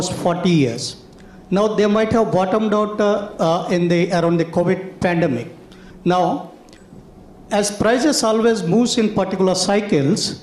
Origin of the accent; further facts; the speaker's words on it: Hyderabad, Telangana, India; moved away as an adult; now in London, United Kingdom; I'm from Hyderabad, India.